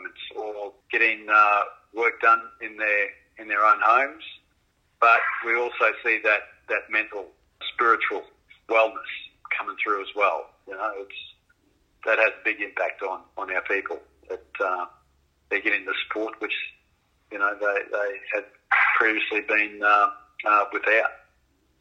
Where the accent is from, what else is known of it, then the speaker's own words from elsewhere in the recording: Brisbane, Queensland, Australia; I grew up in Brisbane